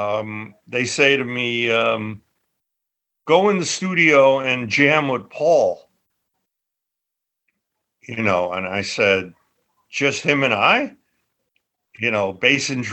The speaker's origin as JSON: {"language": "English", "region": "New York", "country": "United States", "tie": "born or raised there", "also_born_or_lived": "London", "moved": "as an adult", "said": "I used my street smarts that I developed as a kid growing up in Little Italy."}